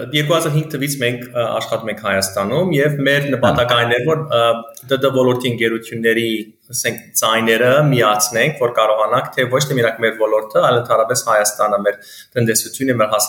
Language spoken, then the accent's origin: Armenian; United States; moved away as an adult; also born or lived in Beirut, Lebanon; now in Armenia; Ծնվել եմ Լիբանանում, Բեյրութում, մեծացել եմ Ամերիկա Ամերիկայի Միացյալ Նահանգներում։